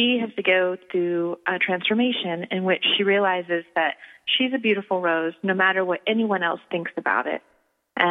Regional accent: rural Virginia, United States; now in Los Angeles, United States; I grew up in rural Virginia

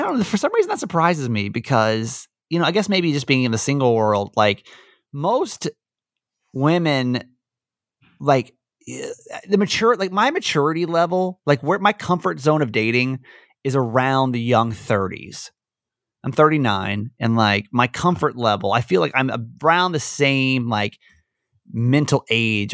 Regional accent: Georgia, United States; moved away; I'm from Georgia originally.

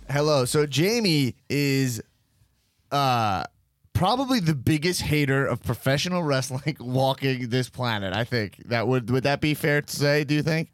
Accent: Long Island, New York, United States; I grew up in Long Island

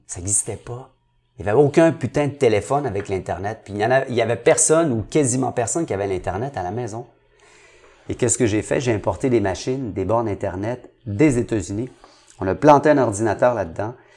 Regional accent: Montreal, Quebec, Canada; Je viens de Saint-Henri

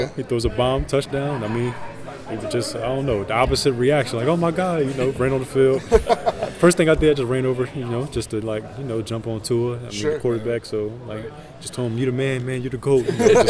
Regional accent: New Jersey, United States; No, I'm from New Jersey.

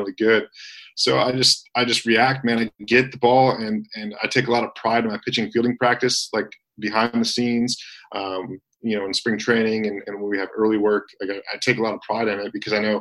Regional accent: Michigan, United States; I grew up in Michigan being a Detroit Tigers fan.

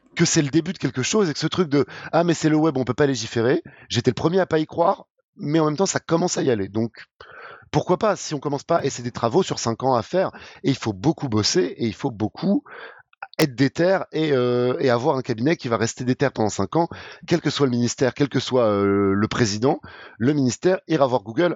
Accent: France; on n'est pas habitué en tant que Français

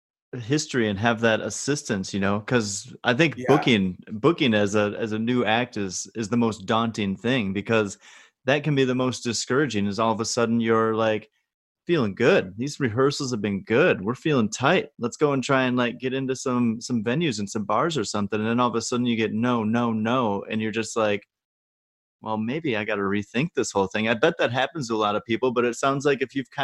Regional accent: Wisconsin, United States; I'm from Wisconsin, so I would go as far as Pappas.

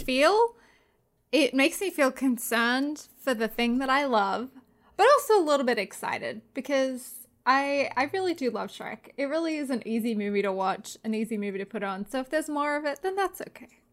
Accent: Australia; "Where are you from?" I was like, "Oh, Australia."

